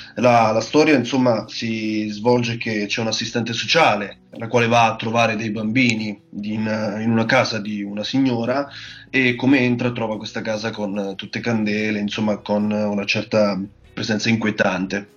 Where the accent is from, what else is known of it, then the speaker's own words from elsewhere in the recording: Marche, Italy; moved away as an adult; now in Bologna, Italy; vengo dalle Marche, quindi sono un marchigiano doc